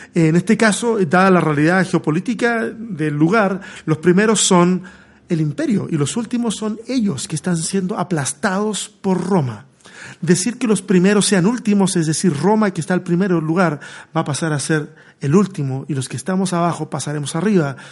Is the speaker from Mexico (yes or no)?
no; Chile; moved away as an adult; Yo salí de Chile hace cinco años